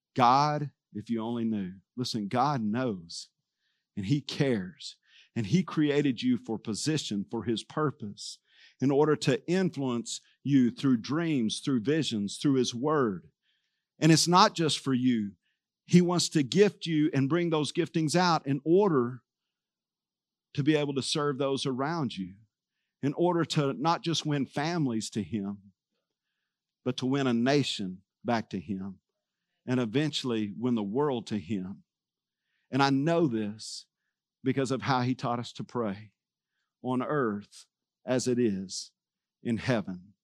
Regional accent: Texas, United States; I was from Texas

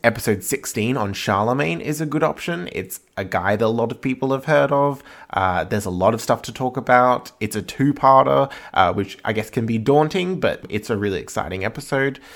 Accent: Australia; also born or lived in Edinburgh; we're both Australian

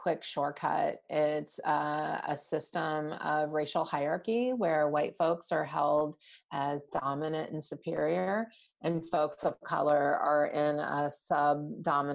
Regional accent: New Orleans, Louisiana, United States; moved away; growing up in New Orleans, where there weren't that many Indian families

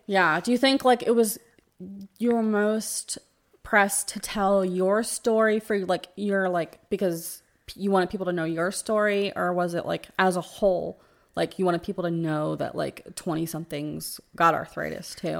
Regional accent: New Jersey, United States; moved away as an adult; now in Tampa, United States; I live in Tampa. We, we live in the Tampa, Florida area, but I'm originally from New Jersey

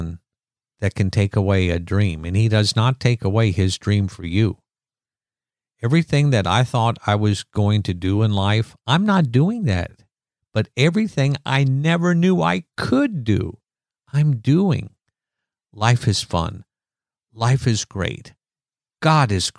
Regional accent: Iowa, United States; I'm from Iowa

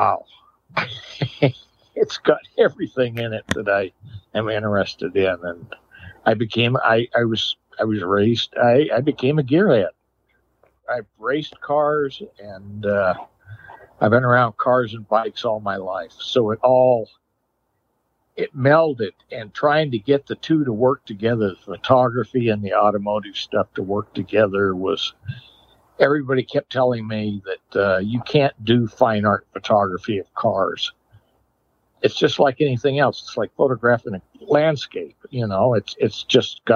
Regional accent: California, United States; also born or lived in Chicago; I grew up in California.

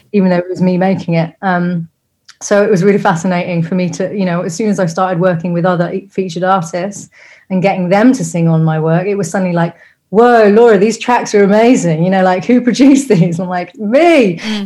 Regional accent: Rugby, West Midlands, United Kingdom; also born or lived in Coventry; I grew up in a like a village outside of a, a town, commuter town called Rugby. I was born in Coventry, but grew up outside of Rugby

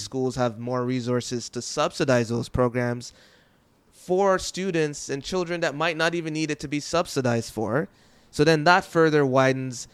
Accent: Jamaica; I'm from Jamaica, and we did often have droughts

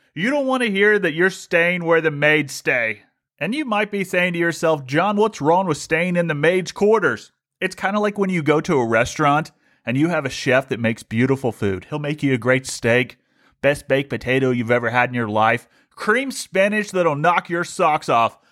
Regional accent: Ohio, United States; moved away; I grew up in Ohio, and when I grew up in Ohio, you didn't get to see much of the sun

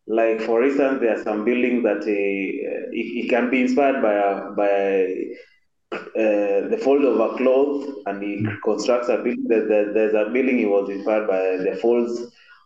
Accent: Kitui, Kitui County, Kenya; now in Nairobi, Kenya; I'm from Kenya. Okay. Living in Nairobi, but I come from the lower eastern part of Kenya called Kitui.

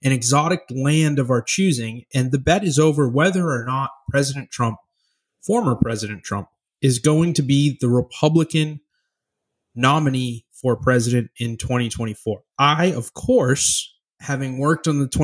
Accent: United States; as an American true to my roots

